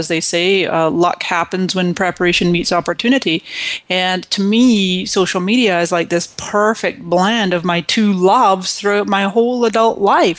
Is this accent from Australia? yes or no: no; Scotland, United Kingdom; also born or lived in Canada; now in United States; And so I came to this country in 1999 from Scotland, mm-hmm. and before that I was born in Canada.